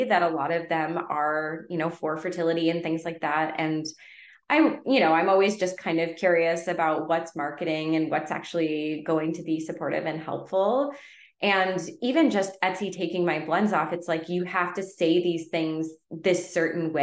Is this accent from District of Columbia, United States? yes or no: no; Connecticut, United States; now in Southern California, United States; Where I grew up in Connecticut, we had well water